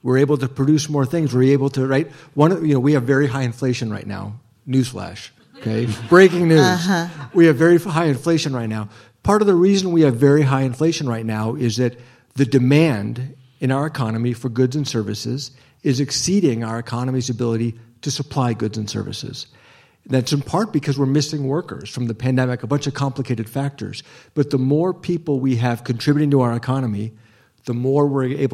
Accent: Ohio, United States; When I grew up in Ohio, I grew up accompanying my mom

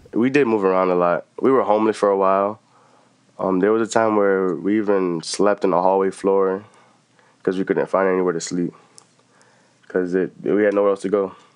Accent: New York City, New York, United States; I'm from the South Bronx

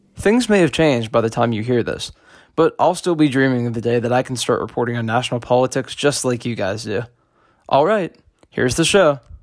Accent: Punxsutawney, Pennsylvania, United States; I'm from Punxsutawney, Pennsylvania

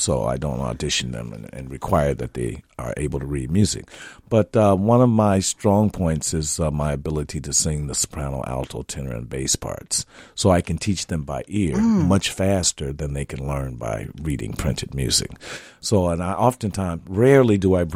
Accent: Gary, Indiana, United States; moved away as an adult; now in Minnesota, United States; I had great choir directors growing up in Gary, Indiana

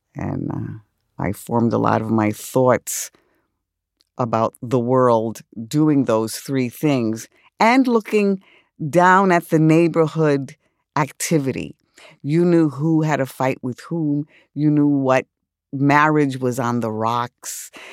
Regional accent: New York City, New York, United States; I grew up in the South Bronx.

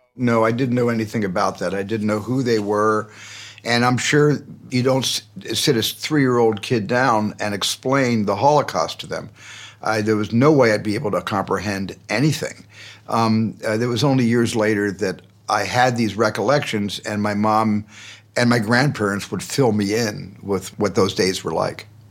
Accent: Arizona, United States; in a large family growing up in Arizona

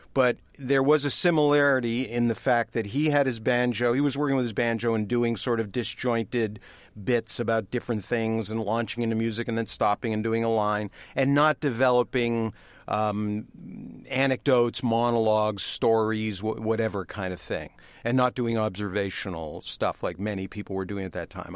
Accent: Toronto, Ontario, Canada; moved away as an adult; growing up in Canada

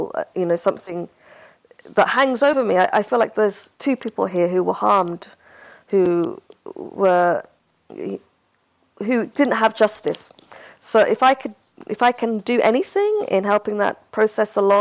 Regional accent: Hargeisa, Somaliland, Somalia; moved away; my hometown, Hargeisa, which is the capital of that republic.

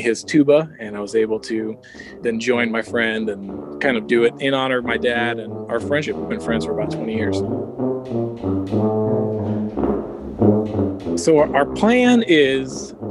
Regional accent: Nebraska, United States; I was born and raised in Nebraska, and I live currently in Omaha, Nebraska.

